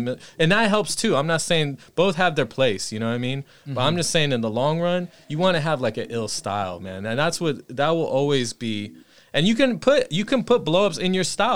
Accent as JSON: {"language": "English", "region": "California", "country": "United States", "tie": "born or raised there", "said": "growing up in Cali"}